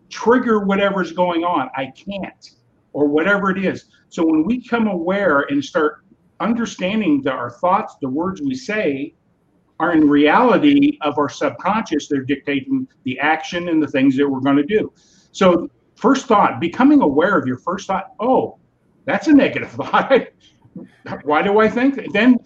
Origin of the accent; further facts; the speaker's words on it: California, United States; now in Wisconsin, United States; I'm from California originally. So I'm born and raised in California